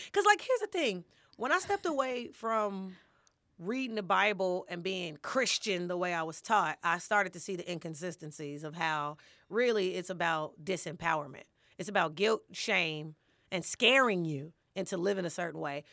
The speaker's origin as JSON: {"language": "English", "town": "Chicago", "region": "Illinois", "country": "United States", "tie": "born or raised there", "also_born_or_lived": "Champaign-Urbana, Illinois / Los Angeles, California", "moved": "as an adult", "said": "I'm born and raised in Chicago, but I lived in Champaign, Urbana for some years"}